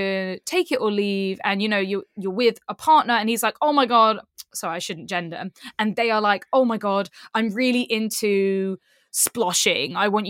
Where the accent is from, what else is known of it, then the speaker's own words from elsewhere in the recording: Kingston upon Thames, London, United Kingdom; This is in my hometown in Kingston in southwest London.